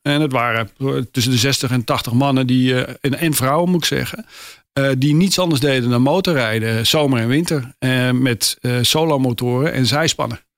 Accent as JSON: {"language": "Dutch", "town": "Amsterdam", "region": "North Holland", "country": "Netherlands", "tie": "born or raised there", "said": "geboren in Amsterdam-Geuzenveld eh, mhm. in 1958"}